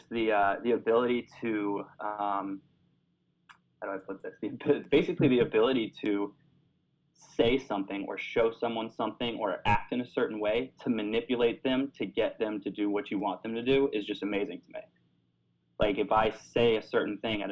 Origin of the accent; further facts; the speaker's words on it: Florida, United States; moved away as an adult; also born or lived in New York City; I'm originally from Florida